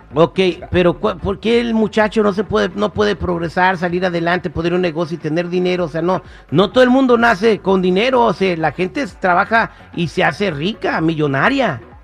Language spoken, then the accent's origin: Spanish; United States; yo nací en Estados Unidos